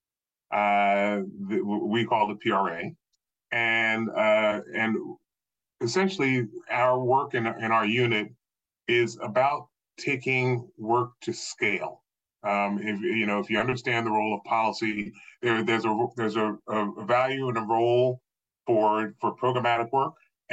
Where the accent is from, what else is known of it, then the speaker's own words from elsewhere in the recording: Philadelphia, United States; moved away as an adult; now in Baltimore, United States; I grew up just outside of Philadelphia on both sides of the Delaware River.